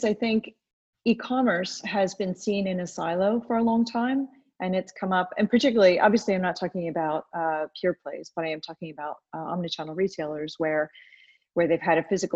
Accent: United States; moved away as an adult; now in United Kingdom; I have been in the UK for about 14 years. I grew up in America

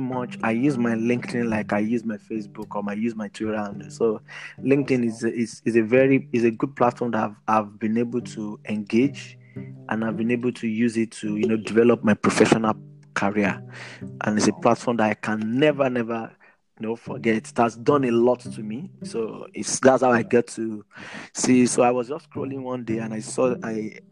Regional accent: Nigeria; I'm a Nigerian

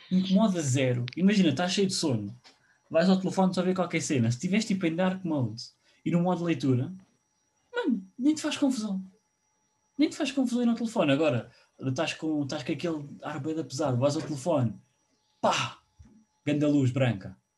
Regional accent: Portugal; sou português

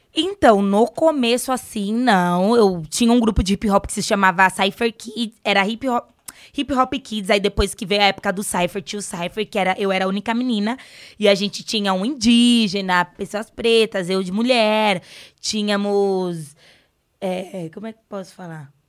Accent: São Paulo, Brazil; Eu vim da Coab Raposo

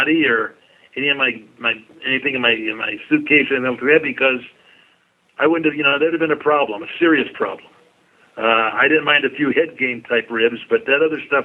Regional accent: Detroit, Michigan, United States; in my hometown

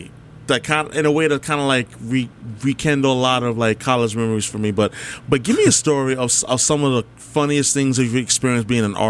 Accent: New York, United States; moved away as an adult; also born or lived in New Jersey; now in Boston, United States; Born and raised in New York. Went to college there.

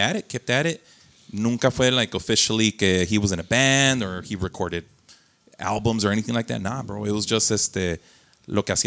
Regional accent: Las Vegas, Nevada, United States; moved away; I grew up in Vegas.

